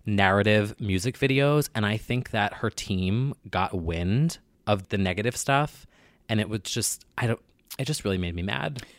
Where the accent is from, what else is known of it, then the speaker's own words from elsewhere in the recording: New Jersey, United States; I'm from New Jersey